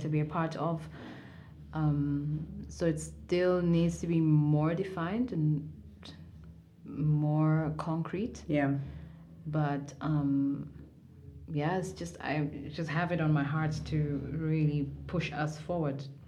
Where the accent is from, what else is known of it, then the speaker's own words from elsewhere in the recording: Mombasa, Mombasa County, Kenya; also born or lived in Nairobi, Kenya; I was born in Nairobi, Kenya. Mm-hmm. And when I was about four years old, we moved to Mombasa, mm-hmm. where I grew up.